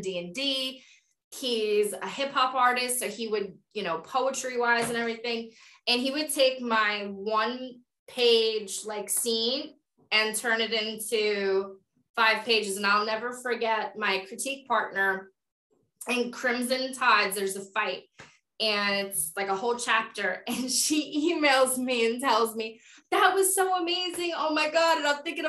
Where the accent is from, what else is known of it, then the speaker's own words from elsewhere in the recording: New York, United States; I'm a New Yorker